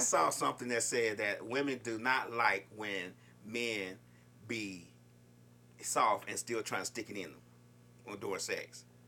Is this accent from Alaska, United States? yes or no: no; Chicago, Illinois, United States; I'm from Chicago